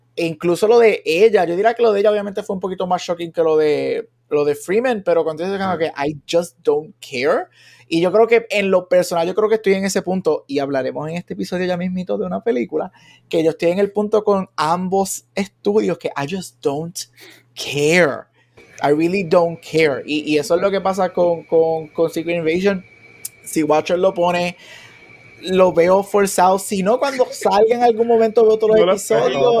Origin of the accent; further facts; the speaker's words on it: Puerto Rico; yo me crié en Puerto Rico